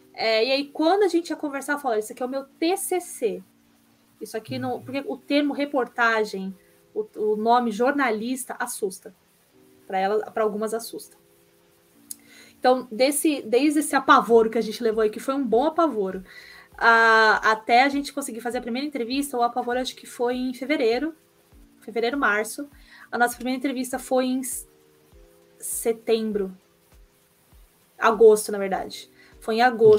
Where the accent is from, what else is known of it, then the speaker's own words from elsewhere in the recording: São Caetano do Sul, São Paulo, Brazil; eu sou de São Caetano do Sul, é colado com São Paulo.